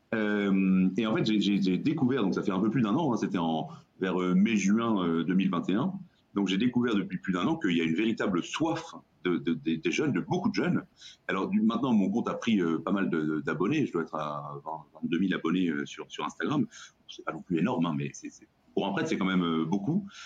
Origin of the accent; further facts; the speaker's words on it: Brittany, France; moi, je suis breton